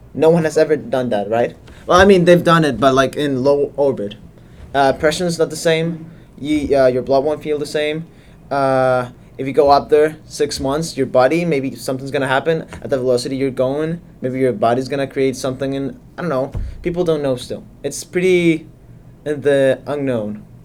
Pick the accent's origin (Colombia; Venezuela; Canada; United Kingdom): Colombia; moved away; I'm from Colombia.